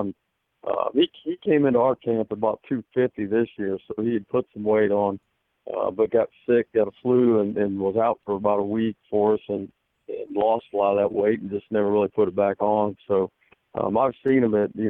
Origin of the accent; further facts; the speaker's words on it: Northern Indiana, United States; now in Fishers, United States; I'm from Northern Indiana originally